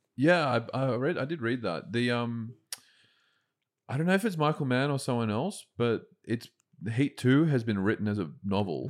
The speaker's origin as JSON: {"language": "English", "town": "Lane Cove", "region": "New South Wales", "country": "Australia", "tie": "born or raised there", "said": "I grew up in Lane Cove"}